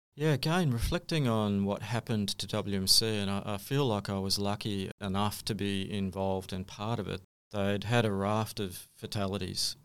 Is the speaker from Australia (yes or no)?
yes; Sydney, New South Wales, Australia; moved away; also born or lived in Kalgoorlie; I was born in Sydney